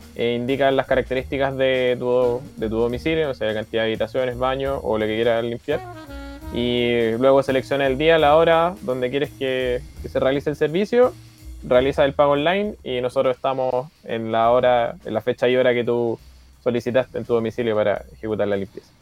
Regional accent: Fifth Region, Valparaíso, Chile; todos tenemos orígenes diferentes dentro de Chile, pero yo soy de la quinta región

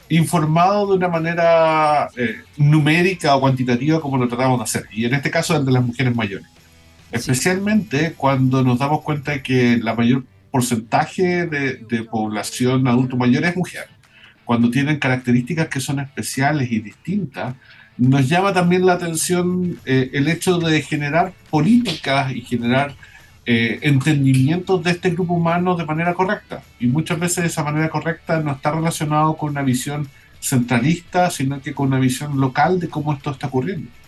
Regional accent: Concepción, Biobío, Chile; Concepción. Yo soy de Concepción

